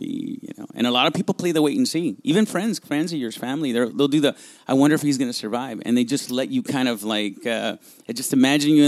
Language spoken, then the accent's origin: English; Los Angeles, California, United States; first language Spanish; English is a second language; also born or lived in Monterey Park, California / Guadalajara, Mexico; I'm a kid from Boyle Heights